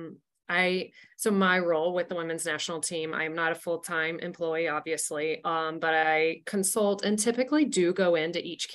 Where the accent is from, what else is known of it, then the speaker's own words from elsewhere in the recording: San Jose, California, United States; I am from San Jose.